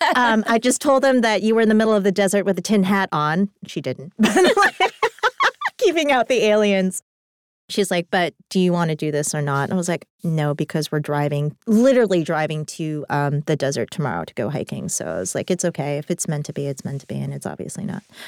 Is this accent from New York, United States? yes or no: yes; New York City, New York, United States; as a New Yorker